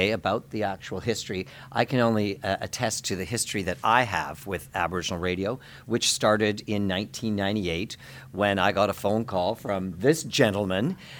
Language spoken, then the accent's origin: English; Fort William First Nation, Ontario, Canada; now in Toronto, Canada; I'm from Fort William First Nation, where I keep a home